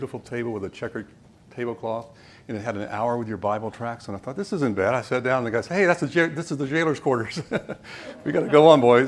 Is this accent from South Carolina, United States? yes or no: no; Salisbury, North Carolina, United States; also born or lived in Florida / Kernersville, North Carolina; now in Southern California, United States; I was born in Florida, but as a teenager grew up in Salisbury, but the family roots are really over in Kernersville